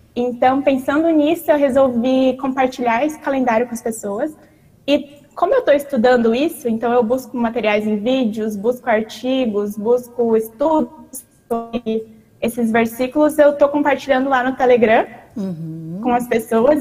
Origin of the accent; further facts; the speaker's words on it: Joinville, Santa Catarina, Brazil; moved away as an adult; now in Dominican Republic; eu sou da cidade de Joinville, Congregação Santíssima Trindade